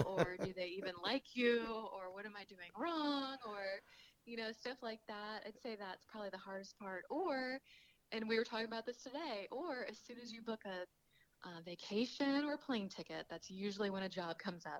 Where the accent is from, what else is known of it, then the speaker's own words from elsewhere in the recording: Kentucky, United States; So for me, that's actually hard because I grew up in Kentucky eating fried food and pork chops and mashed potatoes